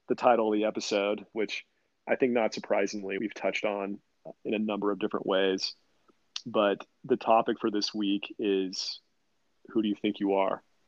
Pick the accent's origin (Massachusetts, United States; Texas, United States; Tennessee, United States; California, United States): California, United States; Sacramento; I'm from Sacramento. So Little League baseball was the big thing